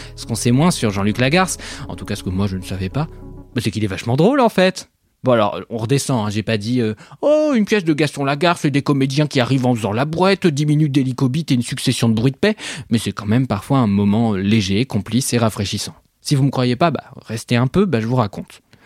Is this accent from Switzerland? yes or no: yes; Switzerland; Parce que je suis suisse